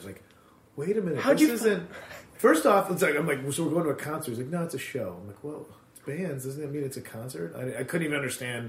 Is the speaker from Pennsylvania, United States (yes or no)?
no; Addison, Illinois, United States; Chicagoland area, suburbs.